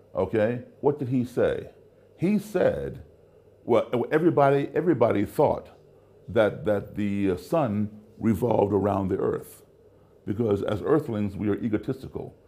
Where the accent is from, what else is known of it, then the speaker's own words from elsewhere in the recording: United States; also born or lived in Africa; where I grew up is the United States. That's my country